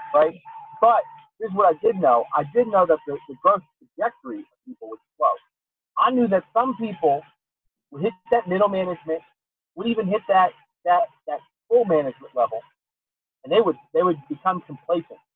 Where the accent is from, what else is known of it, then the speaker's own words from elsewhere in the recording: Pottstown, Pennsylvania, United States; my hometown, which is a terrible little place